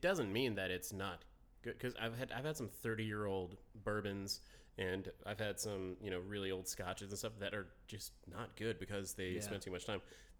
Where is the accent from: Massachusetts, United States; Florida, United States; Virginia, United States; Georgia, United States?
Georgia, United States; now in South Carolina, United States; I grew up in Georgia most of my life.